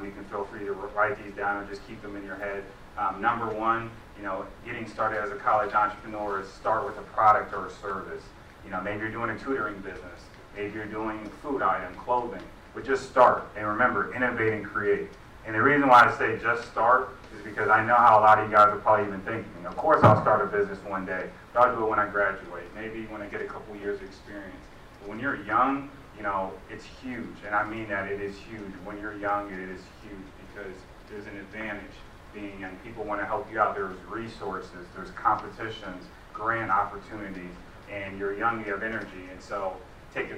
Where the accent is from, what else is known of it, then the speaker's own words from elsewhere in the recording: Cleveland, Ohio, United States; I'm from Cleveland, I make applesauce